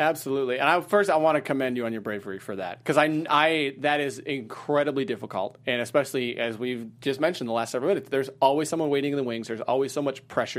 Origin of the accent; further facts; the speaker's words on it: Wisconsin, United States; moved away as an adult; also born or lived in Ohio / Terre Haute, Indiana / Charleston, West Virginia / Washington, D.C.; I grew up in Wisconsin